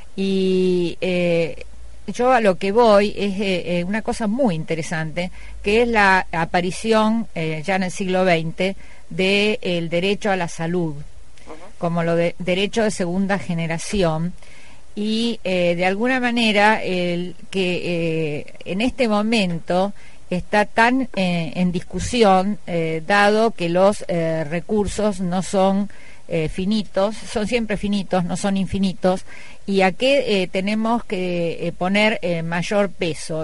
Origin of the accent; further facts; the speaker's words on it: Cañada de Gómez, Santa Fe, Argentina; Yo vengo de una comunidad de Cañada de Gómez